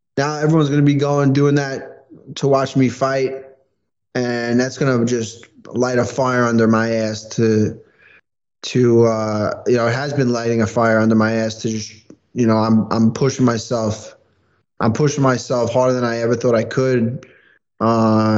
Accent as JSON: {"language": "English", "region": "New York", "country": "United States", "said": "especially in New York as a New Yorker"}